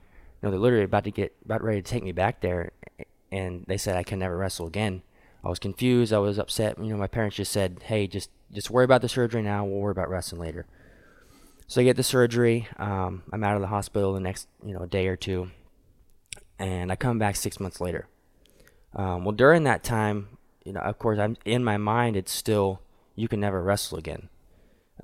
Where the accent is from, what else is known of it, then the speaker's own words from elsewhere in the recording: Wichita, Kansas, United States; my hometown, Wichita